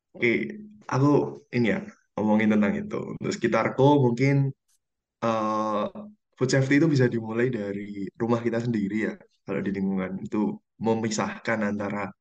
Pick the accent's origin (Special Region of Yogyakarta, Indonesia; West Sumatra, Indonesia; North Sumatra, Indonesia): Special Region of Yogyakarta, Indonesia; Yogyakarta; aku dari Yogyakarta